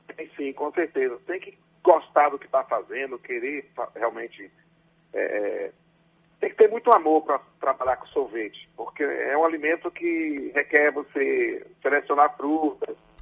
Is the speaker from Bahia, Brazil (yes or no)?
yes; Ubaíra, Bahia, Brazil; Eu nasci no interior de Ubaíra